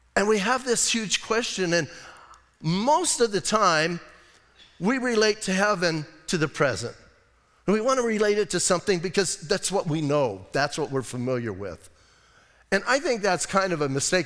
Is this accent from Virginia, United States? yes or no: no; Arizona, United States; I'm from Arizona